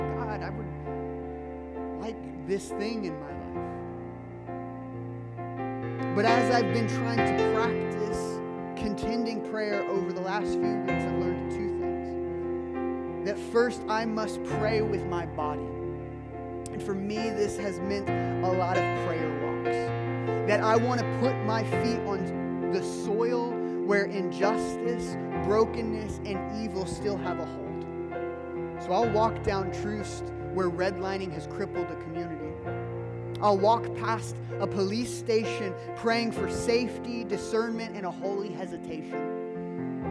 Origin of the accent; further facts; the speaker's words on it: Midwest, United States; I'm a Midwesterner through and through